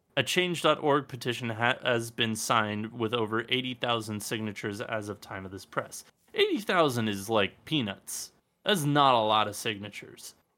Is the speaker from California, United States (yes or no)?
yes; Los Angeles, California, United States; born and raised in Los Angeles